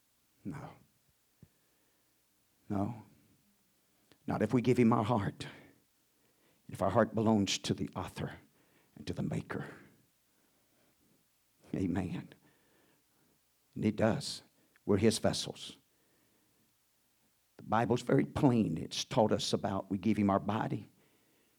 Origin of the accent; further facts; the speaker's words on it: United States; I'd rather be an American than anything else